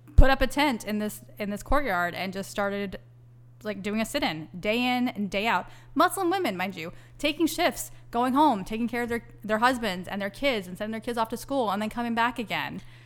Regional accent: Texas, United States; also born or lived in New York; I'm an American and a Texan

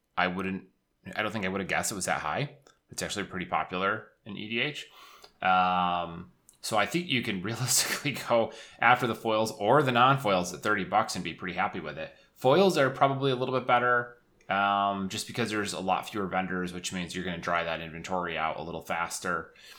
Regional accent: Syracuse, New York, United States; moved away as an adult; now in Buffalo, United States; I grew up in Syracuse and, you know, I was used to the snow

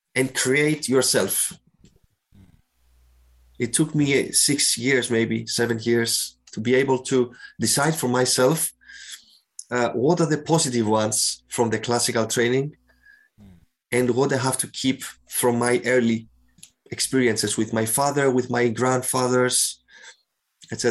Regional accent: Cyprus; moved away as an adult; also born or lived in Athens, Greece / Rotterdam, Netherlands; I grew I grew up in Cyprus, where I am now as well.

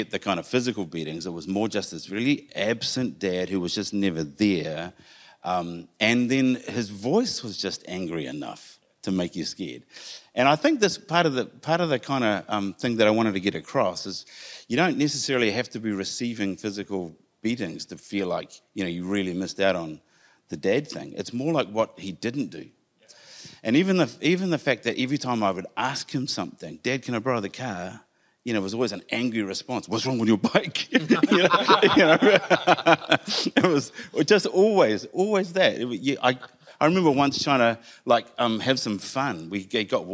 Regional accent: Whanganui, Manawatū-Whanganui, New Zealand; I was born in Whanganui.

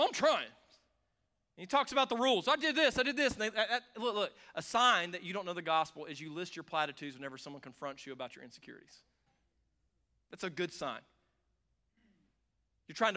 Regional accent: the South, United States; I grew up around this in the South

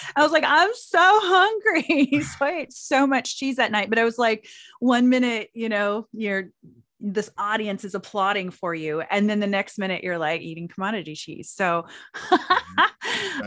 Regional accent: Anadarko, Oklahoma, United States; I'm from Anadarko

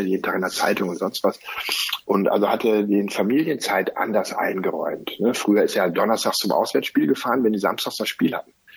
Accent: Cologne, North Rhine-Westphalia, Germany; als Kölner

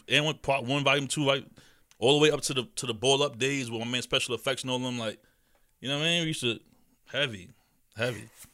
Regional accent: New York City, New York, United States; as a young boy played growing up in Queens

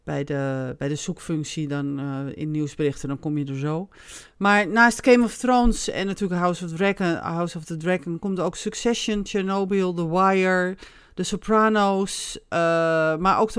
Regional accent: Netherlands; En daar houden wij van als Nederlander.

